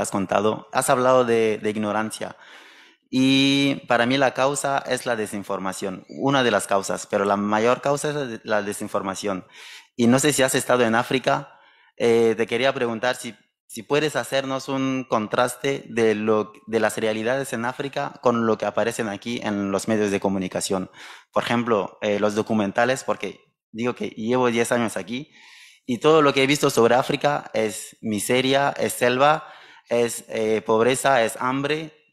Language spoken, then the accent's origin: Spanish; Burkina Faso; moved away as an adult; now in Spain; soy de Burkina Faso. Y llevo 10 años aquí.